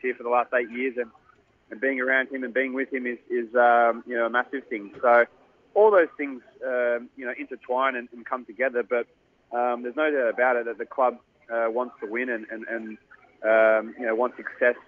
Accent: Sydney, New South Wales, Australia; it's my hometown club

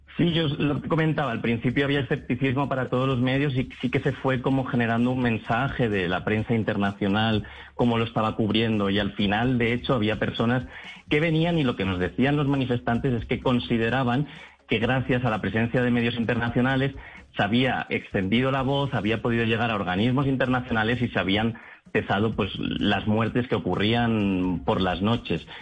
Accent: Catalonia, Spain; yo soy de Cataluña

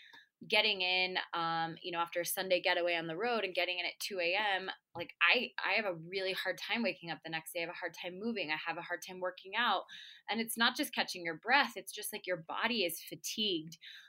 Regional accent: Denver, Colorado, United States; I grew up here in Denver, Colorado

